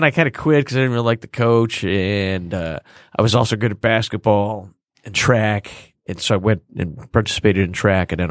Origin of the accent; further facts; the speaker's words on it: Chicago, Illinois, United States; I was born in Chicago